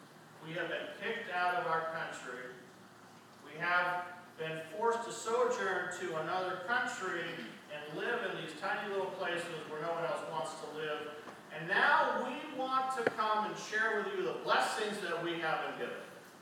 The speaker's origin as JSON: {"language": "English", "country": "Canada", "said": "And I was like, \"I'm Canadian.\""}